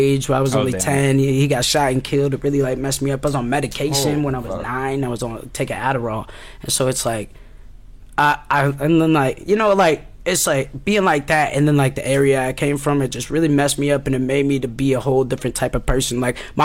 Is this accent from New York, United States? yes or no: no; Oskaloosa, Iowa, United States; moved away as an adult; now in Des Moines, United States; I'm actually from Oskaloosa, Iowa. I'm straight out of the 641.